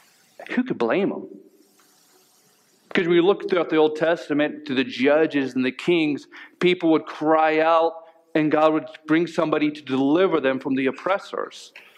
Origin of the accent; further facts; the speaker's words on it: Melcher-Dallas, Iowa, United States; moved away; I'm from Melcher, Dallas.